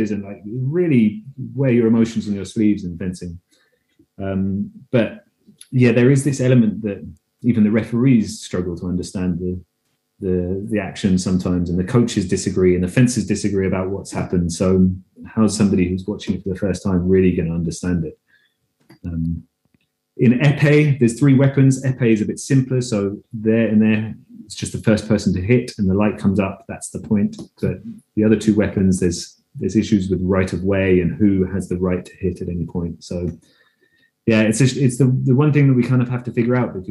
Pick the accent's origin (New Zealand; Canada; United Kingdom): United Kingdom; London; moved away as an adult; now in Denmark; I'm British. Grew up in London